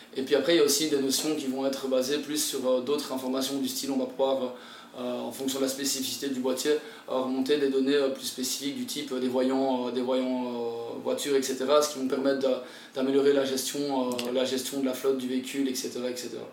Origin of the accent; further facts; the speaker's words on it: Belgium; moved away as an adult; also born or lived in Tahiti, French Polynesia; now in French Polynesia; je viens de la Belgique, je viens d'un endroit, il n'y a, a pas de mer